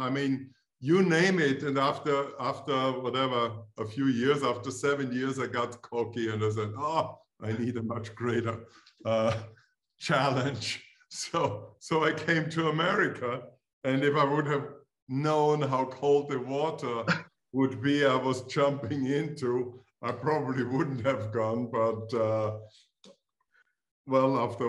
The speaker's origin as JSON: {"language": "English", "region": "Styria", "country": "Austria", "also_born_or_lived": "Vienna", "second_language": "English", "moved": "as an adult", "lives_now": "United States", "said": "I'm from Austria. I'm actually from the same province than Arnold"}